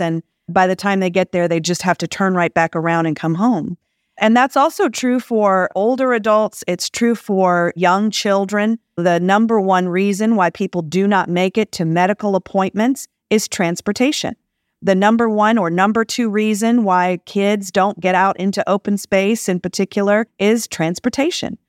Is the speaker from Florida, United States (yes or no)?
no; Jackson, Mississippi, United States; moved away as an adult; also born or lived in Bay Area, California; now in Los Angeles, United States; I grew up in Jackson, Mississippi